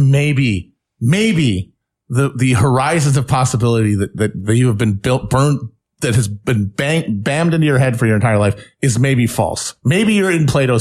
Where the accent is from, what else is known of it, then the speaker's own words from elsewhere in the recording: Wisconsin, United States; I'm from Wisconsin